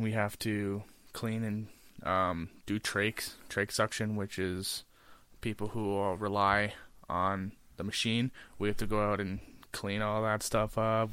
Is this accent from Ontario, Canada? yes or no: yes; Smithville, Ontario, Canada; I was from Smithville, Ontario, and I never really used to go to Hamilton ever